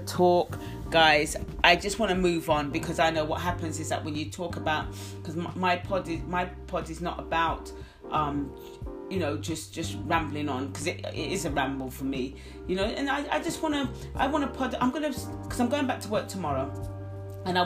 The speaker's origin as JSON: {"language": "English", "country": "United Kingdom", "said": "I don't class myself as Caribbean, I'm British"}